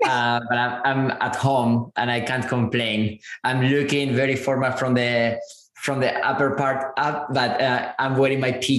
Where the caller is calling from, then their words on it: San Francisco, California, United States; I'm zooming in from San Francisco.